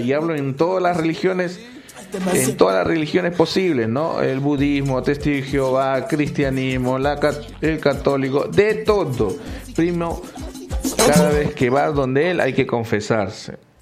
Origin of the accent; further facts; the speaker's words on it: Peru; En mi país, Perú